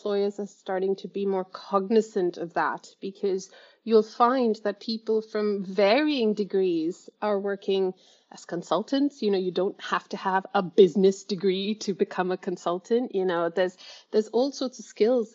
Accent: India; moved away; I grew up in India, where education is very formal

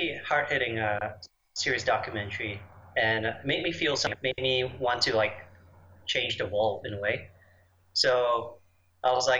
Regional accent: Malaysia; moved away as an adult; also born or lived in Chicago, United States; I was born in Malaysia, and I'm back home for a bit now

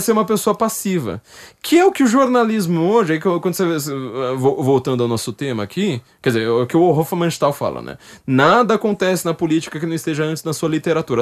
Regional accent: São Paulo, Brazil; Eu sou uma pessoa da periferia. Eu sou da zona norte de São Paulo.

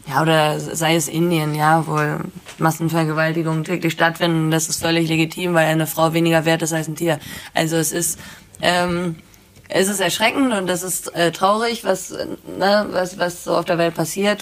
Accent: Bad Segeberg, Schleswig-Holstein, Germany; ich komme aus Bad Segeberg.

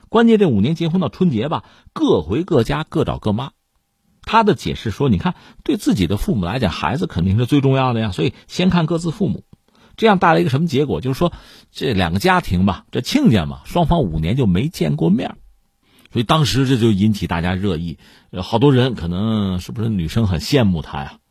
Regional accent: China; 我们中国人自己

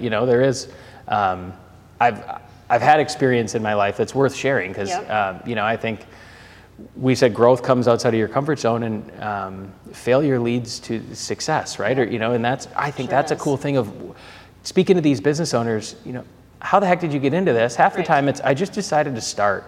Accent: Minneapolis, Minnesota, United States; accent: Minnesotan; moved away as an adult; also born or lived in Atlanta; I grew up playing hockey in the Twin Cities

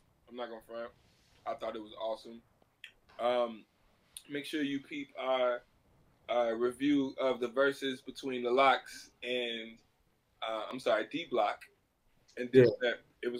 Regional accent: Chicago, Illinois, United States; Yes, I'm from Chicago.

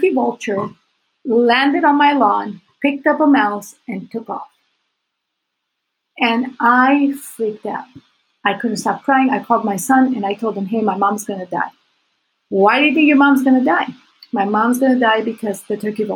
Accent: Puerto Rico; I was Puerto Rican

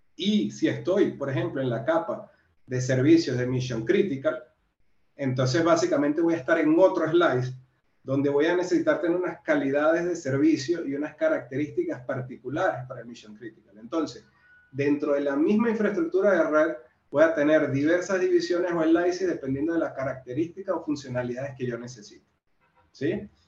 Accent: Venezuela; moved away as an adult; also born or lived in Brazil / Central America / Mexico; now in Peru; Estuve en Venezuela, que es de donde soy

